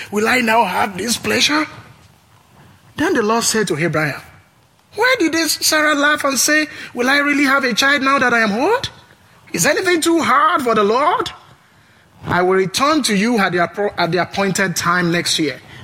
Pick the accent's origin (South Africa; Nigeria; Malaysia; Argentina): Nigeria; now in Pullman, United States; I'm originally from Nigeria, from a tribe called Yoruba